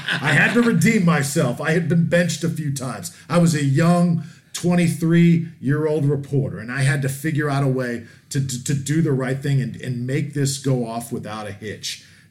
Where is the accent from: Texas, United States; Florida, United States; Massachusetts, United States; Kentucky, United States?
Florida, United States; Tampa; also born or lived in Tallahassee; Tampa, my hometown